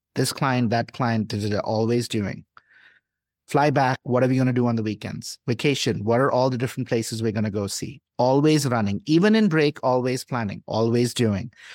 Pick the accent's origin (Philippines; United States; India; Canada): India; moved away; I grew up in India into a middle class family